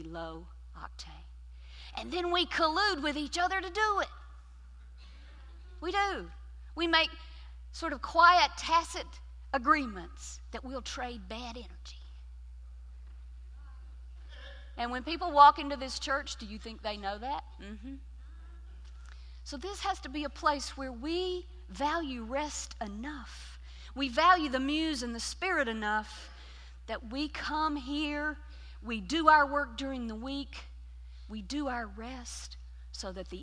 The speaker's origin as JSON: {"language": "English", "region": "Lower Alabama", "country": "United States", "said": "I'm from Lower Alabama"}